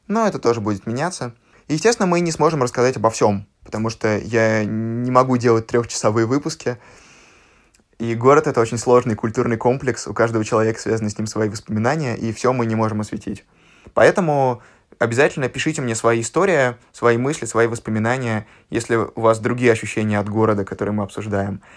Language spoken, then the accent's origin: Russian; Moscow, Russia; Я родился и вырос в Москве